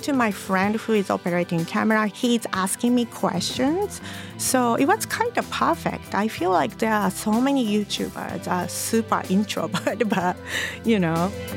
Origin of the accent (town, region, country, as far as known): Japan; English is a second language; moved away as an adult; also born or lived in Los Angeles